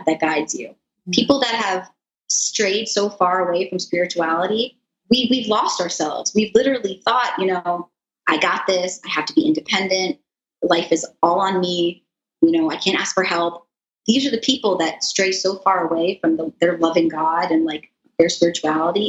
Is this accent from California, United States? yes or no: no; South Florida, United States; I grew up here in South Florida